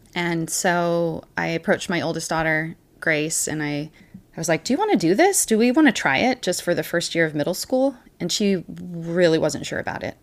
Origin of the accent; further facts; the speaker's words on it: Puyallup, Washington, United States; moved away as an adult; also born or lived in Missouri / Utah; I was born on an Army base in Missouri, and I was raised in Washington State.